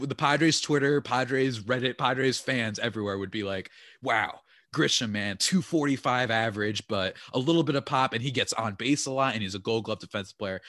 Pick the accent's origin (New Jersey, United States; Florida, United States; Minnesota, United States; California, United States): New Jersey, United States; I'm from New Jersey